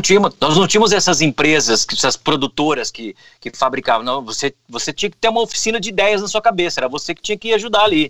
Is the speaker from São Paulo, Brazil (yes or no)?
yes; Auriflama, São Paulo, Brazil; now in Americana, Brazil; lá na minha cidade, Auriflama